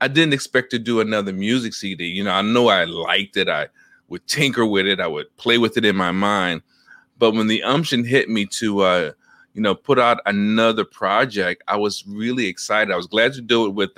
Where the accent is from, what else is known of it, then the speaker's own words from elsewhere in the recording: New York, United States; now in Washington, D.C., United States; from D.C., originally from New York, so nice they named it twice. That is my hometown, always was, always will be